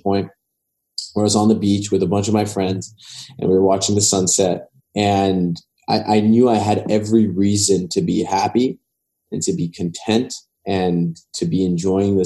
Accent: Los Angeles, California, United States; I grew up in West

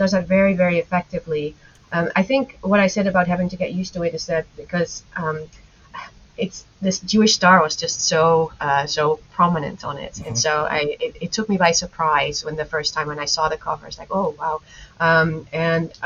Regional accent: Netherlands; I'm a Dutch native, and so I was born and raised in the Netherlands

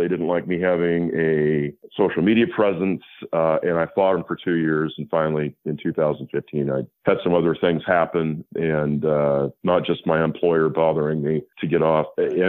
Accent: the West, United States; moved away as an adult; also born or lived in Idaho / North Carolina; now in Tennessee, United States; I grew up in the West, and I had Western ties and history

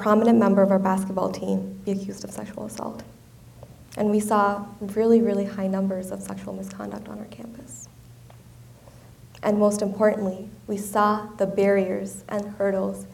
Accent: India; moved away; my home country of India

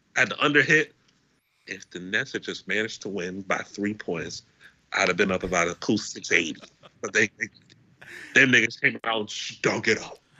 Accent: United States; I'm American

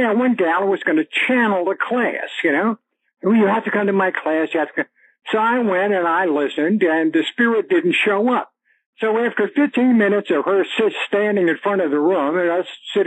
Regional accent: Northern Virginia, United States; born or raised there

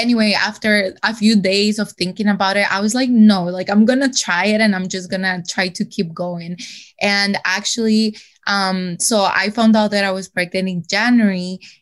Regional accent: El Salvador; moved away; I'm from El Salvador and my parents were not living here at that moment

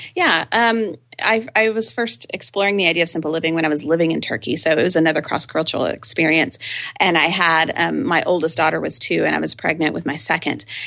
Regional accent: Austin, Texas, United States; I grew up here in Austin, Texas, and lived in the same house from age two to eighteen

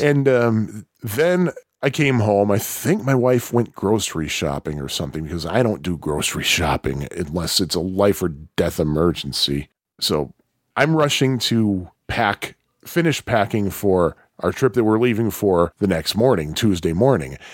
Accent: Chicago, Illinois, United States; I'm from Chicago.

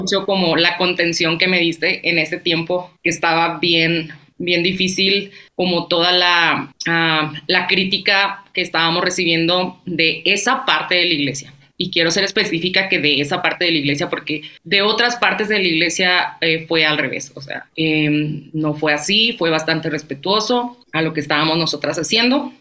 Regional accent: Chihuahua, Mexico; also born or lived in Nicaragua; soy de Chihuahua, México

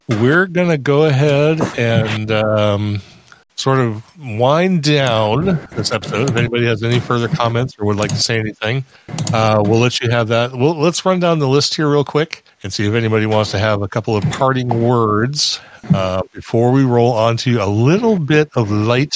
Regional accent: United States; As an American

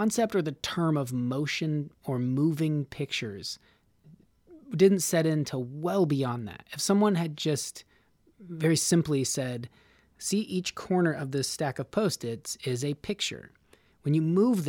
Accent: Nevada, United States; now in Los Angeles, United States; I'm from Nevada

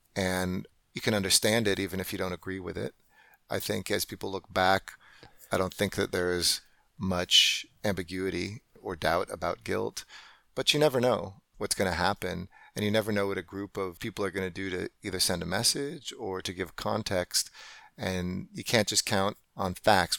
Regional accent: Los Angeles, California, United States; moved away as an adult; now in Delhi, India; the L A River, which is what I grew up next to in Encino.

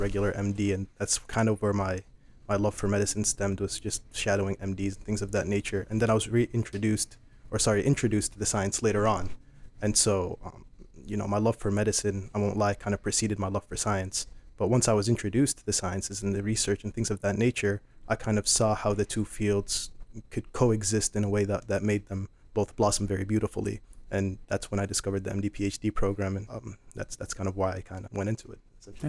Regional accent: Iowa City, Iowa, United States; also born or lived in Sudan; I am originally from Sudan, but I have been living in Iowa City since I was five years old.

